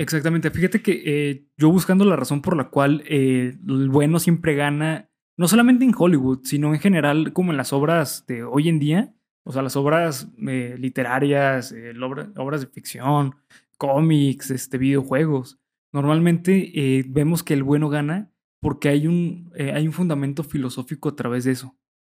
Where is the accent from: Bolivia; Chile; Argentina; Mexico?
Mexico; nosotros como mexicanos estamos acostumbrados